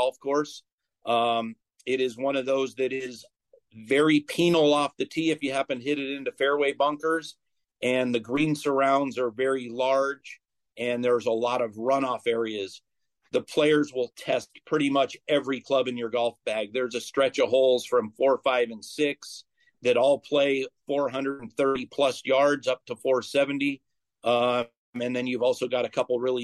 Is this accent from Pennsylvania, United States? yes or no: no; Bay Area, California, United States; moved away; I grew up in the Bay Area, so not too far from you